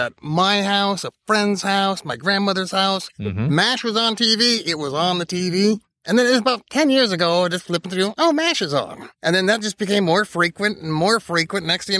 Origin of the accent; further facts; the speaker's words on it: Portland, United States; I'm from Portland.